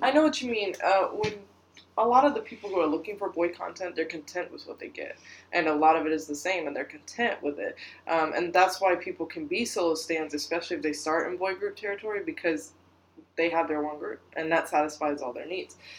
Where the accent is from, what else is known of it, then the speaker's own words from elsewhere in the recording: United States; we're American